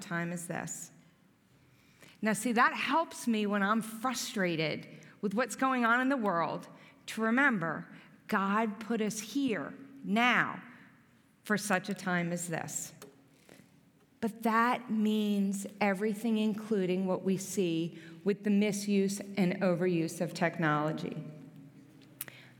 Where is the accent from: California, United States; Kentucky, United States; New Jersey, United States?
New Jersey, United States; also born or lived in Philadelphia, Pennsylvania; now in Gibsonia, United States; I'm actually from New Jersey. Some people notice when I say the word water, I don't mean to say it different